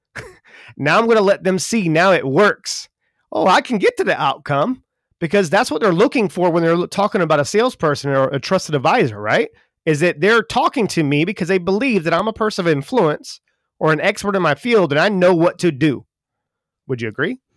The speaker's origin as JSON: {"language": "English", "town": "Charleston", "region": "South Carolina", "country": "United States", "said": "I'm from Charleston, South Carolina"}